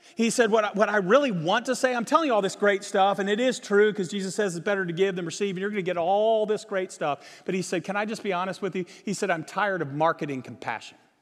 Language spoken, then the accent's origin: English; Virginia, United States; now in Texas, United States; I grew up in Virginia.